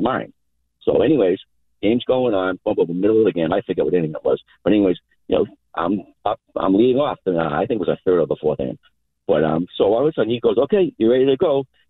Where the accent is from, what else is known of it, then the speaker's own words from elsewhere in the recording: Malden, Massachusetts, United States; but anyways, I grew up in Malden, and I played for Malden Little League. And I come from a big family.